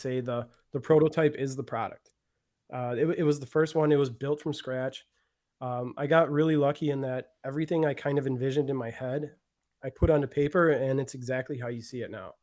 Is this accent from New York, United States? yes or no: no; Milwaukee, Wisconsin, United States; also born or lived in Florida; born and raised in Milwaukee